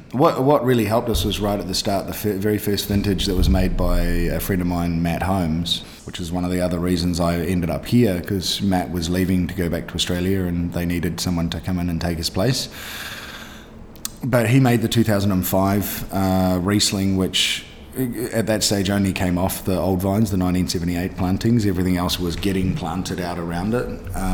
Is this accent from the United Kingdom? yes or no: no; Canada; born there; I was born in Canada. Through luck of the universe, so to speak, I have a Canadian passport as well